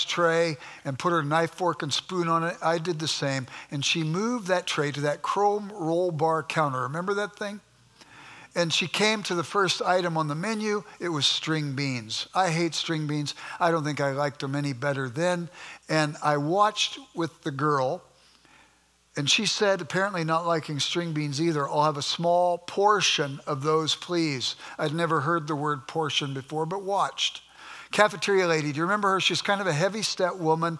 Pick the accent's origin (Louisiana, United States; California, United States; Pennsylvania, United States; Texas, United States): California, United States; Los Angeles; moved away as an adult; now in Midwest, United States; I grew up in South Central Los Angeles, and we were sort of poor